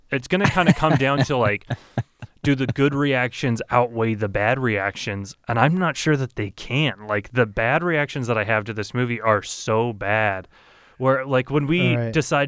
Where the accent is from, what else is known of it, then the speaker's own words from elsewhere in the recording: United States; being an American